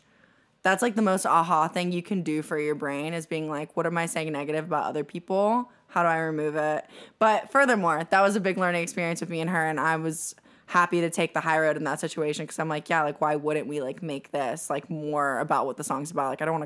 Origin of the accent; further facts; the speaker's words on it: Ocala, Florida, United States; I'm from Central Florida, so it's called Ocala.